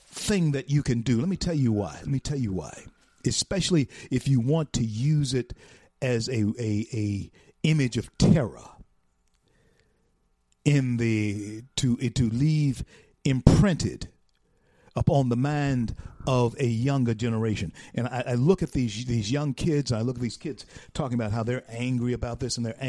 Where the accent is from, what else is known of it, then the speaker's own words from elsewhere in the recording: Shreveport, Louisiana, United States; my hometown